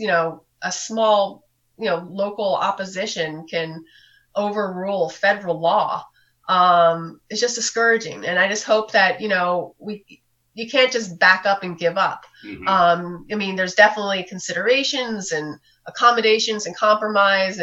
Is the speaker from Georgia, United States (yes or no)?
no; New York City, New York, United States; I grew up in New York City